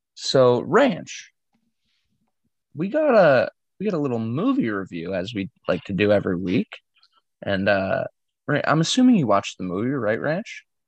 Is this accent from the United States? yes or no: yes; New England, United States; myself growing up in New England